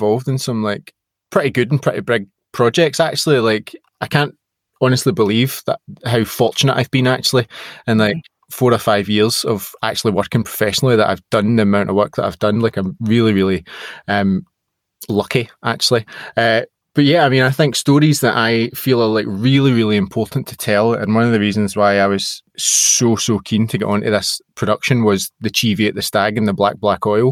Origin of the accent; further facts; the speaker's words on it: Scotland, United Kingdom; being Scottish and being, you know, a proud Scot